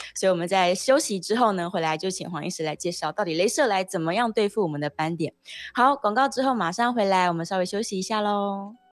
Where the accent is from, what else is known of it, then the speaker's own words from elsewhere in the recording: Taiwan; 我们就是台湾人